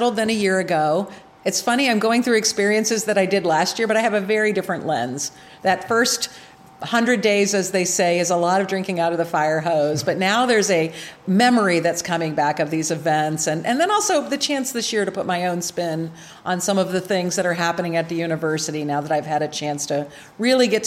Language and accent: English; Ohio, United States; also born or lived in New Jersey / Michigan; now in Illinois, United States; my husband and I are both born and raised in Ohio.